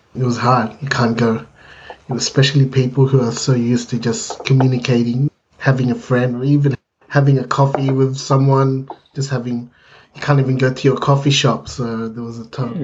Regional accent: Philippines; being Filipino

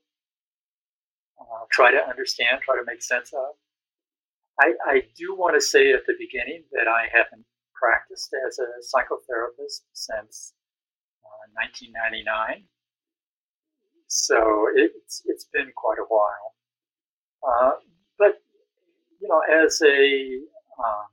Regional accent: Missouri, United States; I was raised in Missouri.

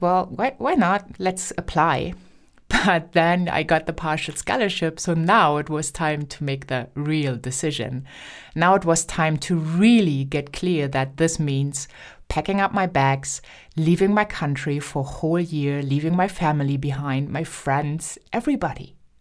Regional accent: Germany; first language German; English is a second language; also born or lived in United States; I'm German and I grew up in speaking German

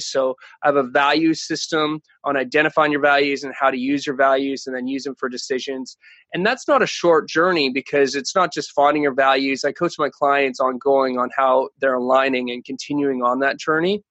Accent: Canada; moved away; I'm originally from Canada

